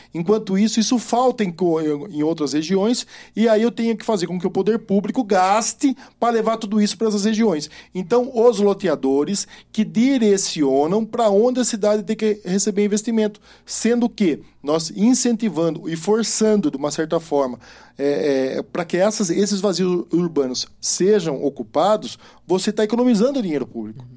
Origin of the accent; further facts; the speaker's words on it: Sorocaba, São Paulo, Brazil; eu sou sorocabano